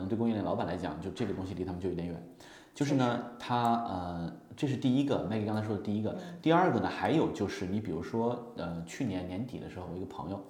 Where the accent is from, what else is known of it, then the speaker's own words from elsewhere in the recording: Hunan, China; 我也是湖南人，